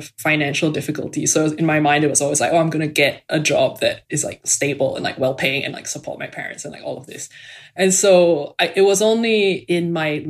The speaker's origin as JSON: {"language": "English", "country": "Singapore", "tie": "born or raised there", "moved": "as an adult", "lives_now": "United States", "said": "So I'm from Singapore. I grew up there."}